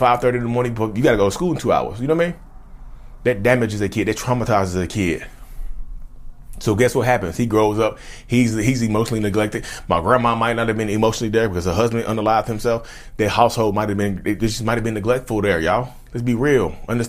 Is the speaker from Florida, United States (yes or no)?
no; Reidsville, North Carolina, United States; I'm from Reedsville, North Carolina